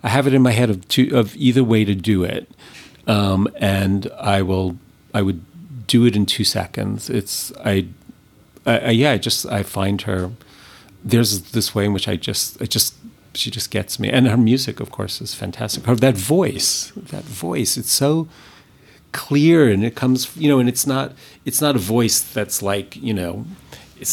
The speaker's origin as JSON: {"language": "English", "region": "New York", "country": "United States", "said": "I'm not from LA, I'm from New York"}